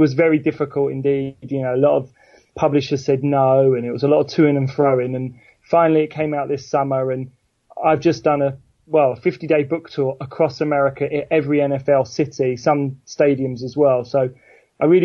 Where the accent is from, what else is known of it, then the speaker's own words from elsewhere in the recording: England, United Kingdom; us as English sports fans